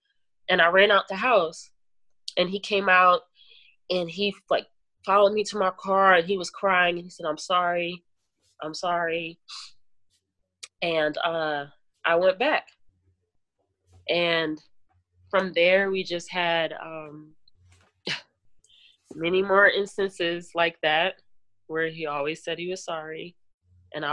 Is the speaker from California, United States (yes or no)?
no; New Jersey, United States; I'm from Jersey